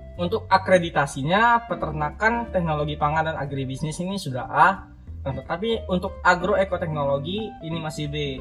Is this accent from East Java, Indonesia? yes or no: no; Riau, Indonesia; moved away as an adult; now in Semarang, Indonesia; aku ini asal dari Riau